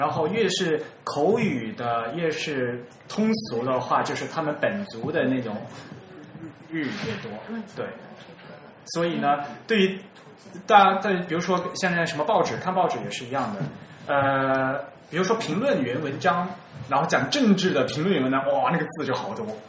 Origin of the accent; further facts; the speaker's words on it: China; 那是为了日本人的功能做的，不是为了我们中国人中西混排用的。